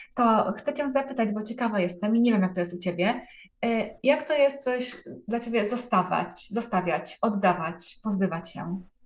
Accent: Częstochowa, Silesian Voivodeship, Poland; jestem z Częstochowy

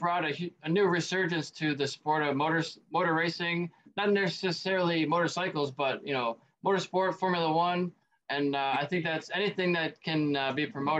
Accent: United States; I'm from America

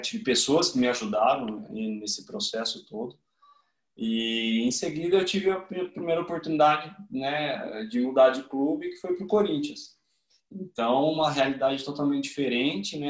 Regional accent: Campinas, São Paulo, Brazil; moved away as an adult; now in Switzerland; eu sou de Campinas, São Paulo

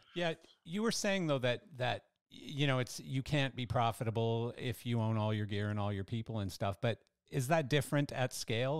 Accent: Canada; I'm Canadian

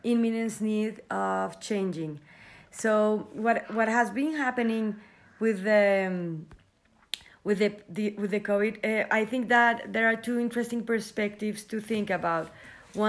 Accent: Colombia; I am from Colombia and I live here.

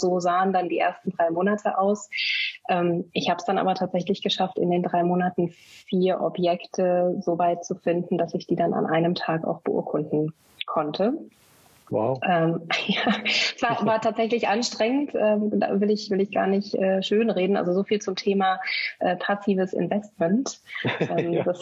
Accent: Bielefeld, North Rhine-Westphalia, Germany; born there; Das war dann intuitiv erstmal meine Geburtsstadt Bielefeld in Deutschland

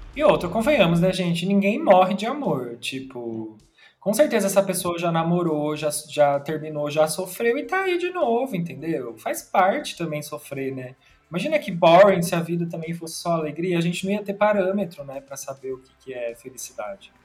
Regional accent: Tapira, Brazil; moved away; Eu saí do armário lá em Tapira, que é a minha cidade natal

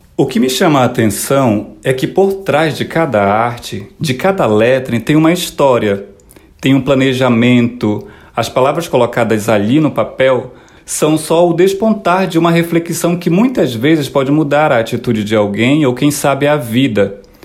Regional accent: Morumuru, interior of Pará, Brazil; now in Petrópolis, Brazil; sou natural do Morumuru, uma pequena comunidade que fica no interior do estado do Pará

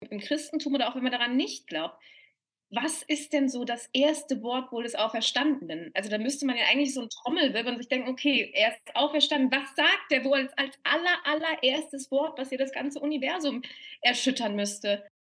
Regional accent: Cologne, North Rhine-Westphalia, Germany; moved away as an adult; now in Vienna, Austria; Ich bin ja eigentlich Kölnerin, Kölner Wahlwienerin, sage ich dann immer ganz gerne

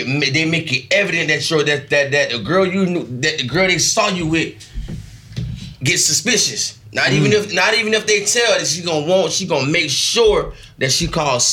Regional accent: Naples, Florida, United States; moved away; I'm from Naples.

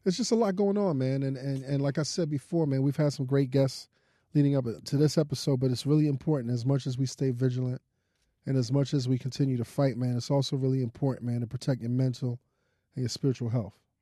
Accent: New York City, New York, United States; I'm from Brooklyn

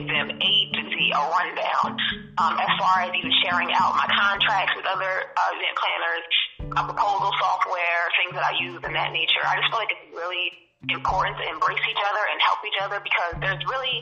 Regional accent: New Jersey, United States; moved away as an adult; now in Maryland, United States; I'm again originally from Jersey. I moved out to Maryland to start my business.

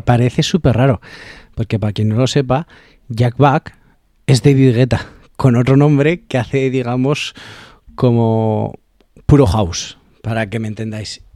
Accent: Alfaro, La Rioja, Spain; mi pueblo, de Alfaro

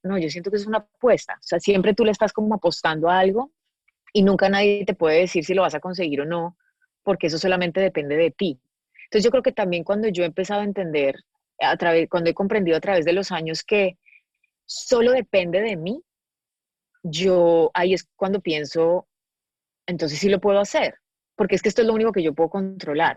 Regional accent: Medellín, Antioquia, Colombia; moved away as an adult; now in Los Angeles, United States; yo soy de Medellín y creo que para mi historia de vida, no solamente viniendo de Colombia

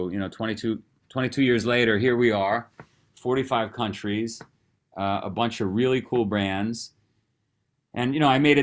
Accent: New York City, New York, United States; moved away as an adult; also born or lived in Vermont; I grew up in Queens, New York.

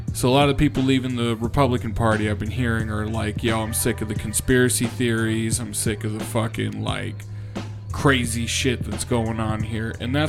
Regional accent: San Diego, California, United States; Bro, I grew up in San Diego. Come on.

